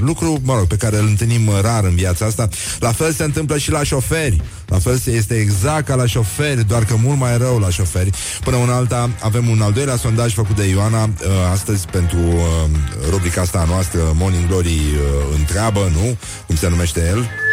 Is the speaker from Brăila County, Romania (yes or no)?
yes; Brăila, Brăila County, Romania; Eu sunt din Brăila